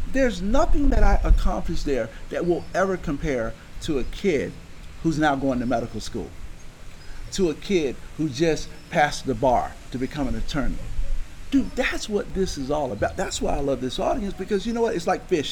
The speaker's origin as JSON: {"language": "English", "town": "Baldwin", "region": "Florida", "country": "United States", "tie": "born or raised there", "said": "I grew up in Baldwin"}